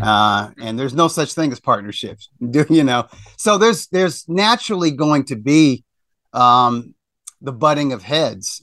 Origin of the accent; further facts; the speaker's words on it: Missouri, United States; I grew up in Missouri